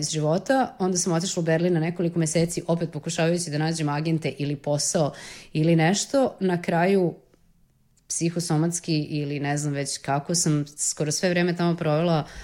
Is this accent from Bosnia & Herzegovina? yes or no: no; Serbia; iz Srbije sam